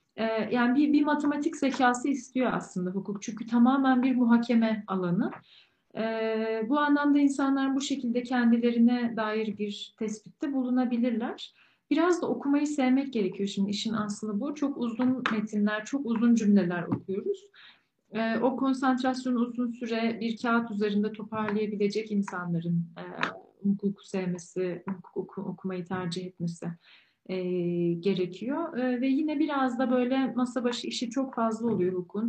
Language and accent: Turkish; Ankara, Turkey; moved away as an adult; also born or lived in Istanbul / London; bir Ankaralı olarak daha sonra İstanbul'a taşındım ben